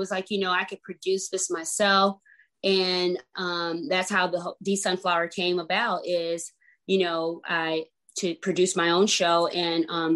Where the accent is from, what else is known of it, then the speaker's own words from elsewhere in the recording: Grand Rapids, Michigan, United States; also born or lived in Detroit; now in California, United States; I was born in Detroit, but raised in Grand Rapids